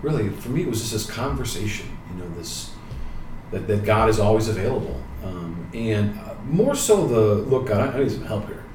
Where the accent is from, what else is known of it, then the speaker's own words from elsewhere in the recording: Chicago, Illinois, United States; moved away as an adult; also born or lived in New Haven, Connecticut; I'm originally from Chicago and went to a public grammar school and ended up going to a Carmelite high school, Mount Carmel High School on the south side of Chicago